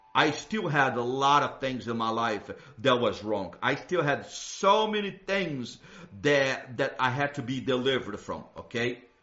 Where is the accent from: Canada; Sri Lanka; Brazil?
Brazil; moved away; where I grew up in Brazil